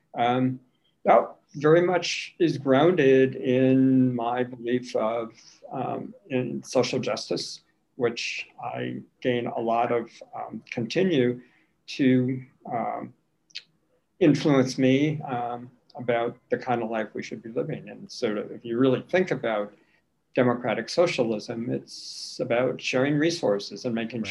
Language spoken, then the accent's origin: English; St. Paul, Minnesota, United States; also born or lived in Washington, D.C.; I'm, I'm native. Grew up on the west side, Highland Park, of of St. Paul.